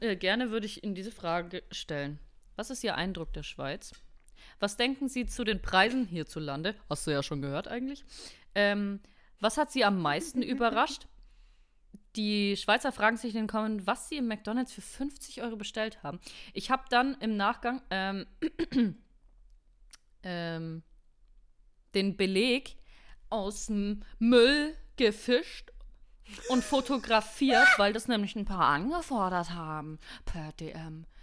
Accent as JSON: {"language": "German", "country": "Germany", "said": "für mich als Deutsche"}